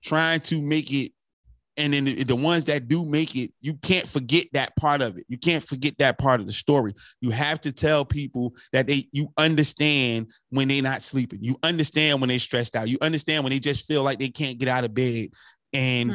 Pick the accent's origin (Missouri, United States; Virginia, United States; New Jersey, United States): New Jersey, United States; North; I'm from North New Jersey